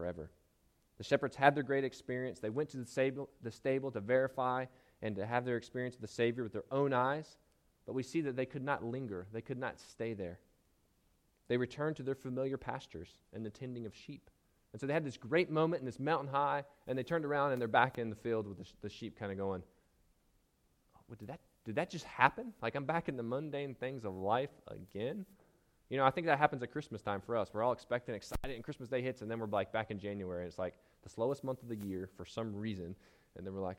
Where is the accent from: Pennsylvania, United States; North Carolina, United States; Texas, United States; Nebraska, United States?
North Carolina, United States; Charlotte; I'm from North Carolina. I grew up in Charlotte